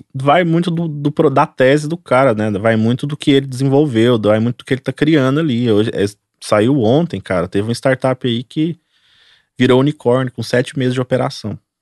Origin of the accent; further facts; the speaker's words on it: Goiânia, Goiás, Brazil; Nós somos aqui de Goiânia.